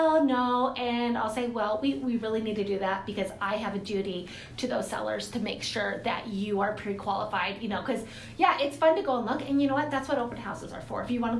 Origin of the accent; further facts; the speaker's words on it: Moses Lake, Washington, United States; also born or lived in Lewis-Clark Valley; I grew up in Moses Lake and or actually here in the valley as well